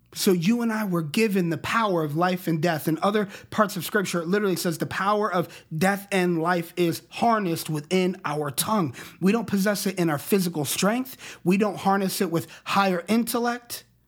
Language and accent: English; Colorado Springs, Colorado, United States; I grew up in Colorado Springs, Colorado